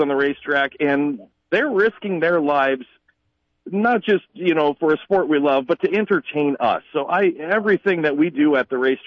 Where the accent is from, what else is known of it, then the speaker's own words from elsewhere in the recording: Hartford, South Dakota, United States; We grew up dirt poor in Hartford